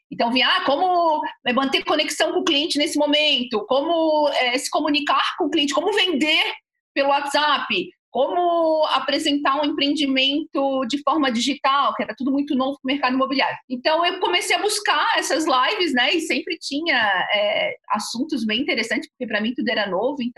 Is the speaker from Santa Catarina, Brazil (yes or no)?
yes; Florianópolis, Santa Catarina, Brazil; sou {S3} aqui de Floripa, né?